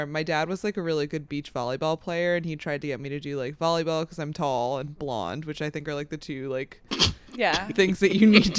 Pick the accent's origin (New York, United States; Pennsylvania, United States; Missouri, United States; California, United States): Missouri, United States; St. Louis; I'm from the Lou and I'm proud.